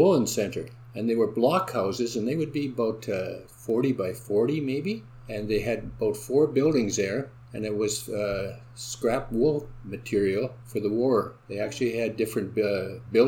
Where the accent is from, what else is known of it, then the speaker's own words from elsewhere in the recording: Selkirk, Manitoba, Canada; also born or lived in Winnipeg, Canada; now in St. Andrews, Canada; I was born and raised in Selkirk